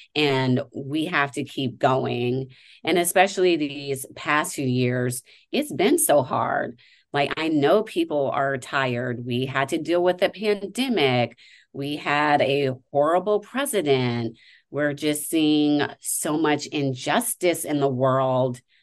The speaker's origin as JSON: {"language": "English", "region": "Nevada", "country": "United States", "tie": "born or raised there", "said": "my home state"}